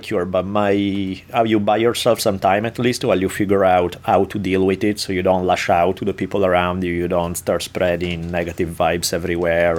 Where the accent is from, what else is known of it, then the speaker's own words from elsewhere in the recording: Italy; moved away; growing up in Italy